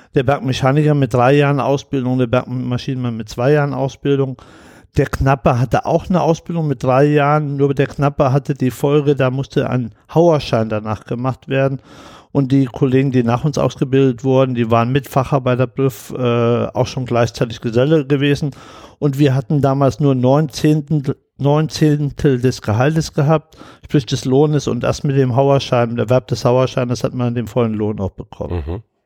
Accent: Saarland, Germany; ich bin geboren im Saarland

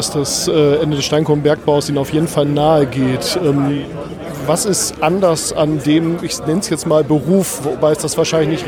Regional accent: Northern Germany, Germany; Ich komme aus Norddeutschland, ich habe das mit dem Glück auf noch nicht so drauf.

